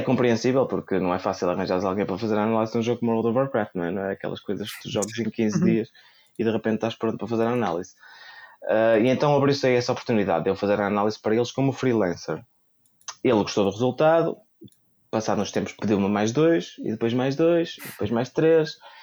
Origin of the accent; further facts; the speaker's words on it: Braga, Norte, Portugal; Eu sou de Braga